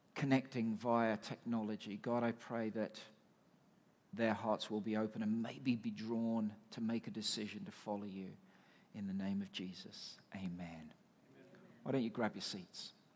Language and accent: English; United Kingdom; now in Canada; I am British